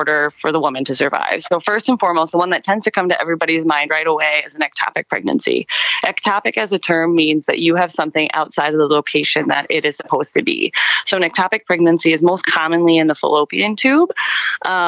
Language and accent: English; Montana, United States; moved away as an adult; also born or lived in Wisconsin; now in Oregon, United States; I'm originally from Montana